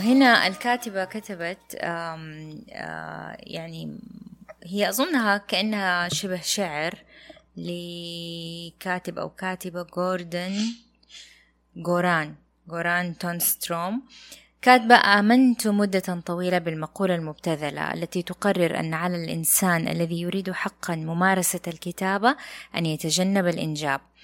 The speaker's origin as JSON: {"language": "Arabic", "country": "Saudi Arabia"}